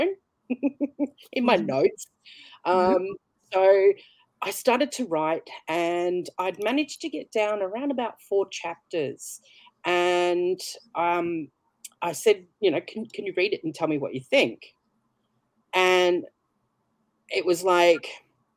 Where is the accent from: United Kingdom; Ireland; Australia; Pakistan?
Australia; Brisbane, Queensland; I'm from Brisbane, Australia.